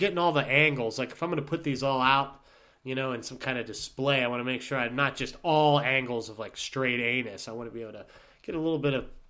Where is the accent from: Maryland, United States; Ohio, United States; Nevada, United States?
Ohio, United States; Youngstown; I'll be like, I'm from Youngstown, Ohio, and I came all the way here.